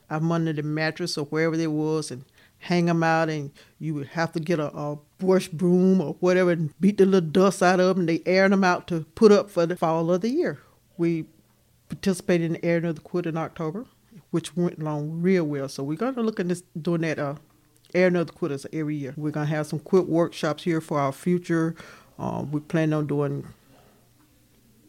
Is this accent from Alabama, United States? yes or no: yes; Alberta, Alabama, United States; I was born and raised here on County Road 29.